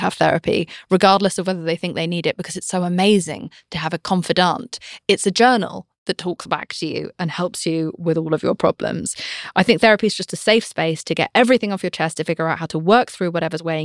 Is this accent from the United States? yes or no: no; England, United Kingdom; I'm British.